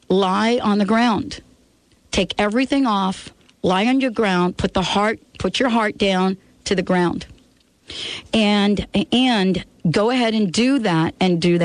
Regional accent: New York, United States; moved away as an adult; now in Seattle, United States; I'm from New York. You know what I'm saying? The birds that I'm familiar with are pigeons

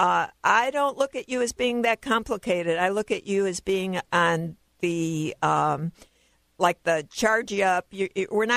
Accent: Chicago, Illinois, United States; moved away; I'm originally from Chicago.

